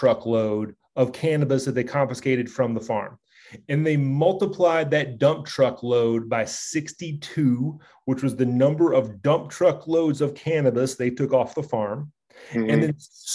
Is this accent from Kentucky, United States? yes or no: yes; central Kentucky, United States; my hometown in central Kentucky